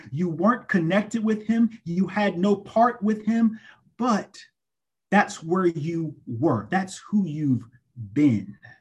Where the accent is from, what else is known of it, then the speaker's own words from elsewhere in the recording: Greenville, South Carolina, United States; I'm originally from Greenville, South Carolina, and I went to the wonderful, excellent Greenville Senior High School